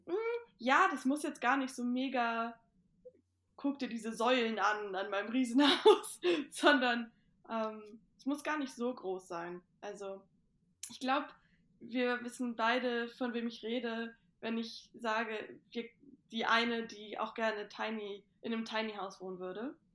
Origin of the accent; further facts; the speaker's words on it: Itzehoe, Schleswig-Holstein, Germany; bei uns zu Hause in Itzehoe haben wir halt auch einen Kamin